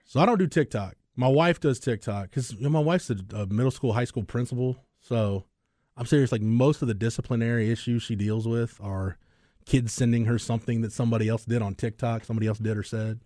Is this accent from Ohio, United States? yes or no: no; Texas, United States; have I lived in this state my entire life